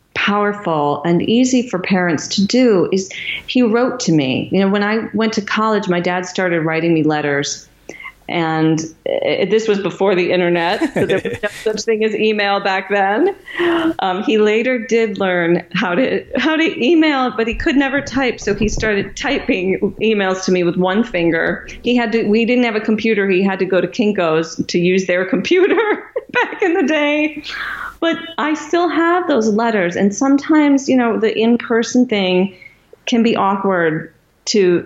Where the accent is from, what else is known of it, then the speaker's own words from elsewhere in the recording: Michigan, United States; my hometown of Michigan